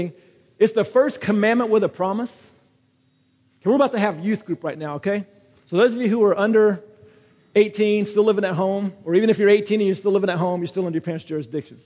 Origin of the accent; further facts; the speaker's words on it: United States; I'm American